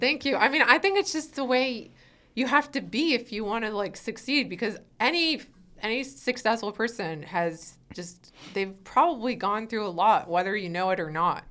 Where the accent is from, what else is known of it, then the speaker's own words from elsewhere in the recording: Weston, Connecticut, United States; moved away as an adult; now in Los Angeles, United States; I grew up in, like, a really preppy town in Connecticut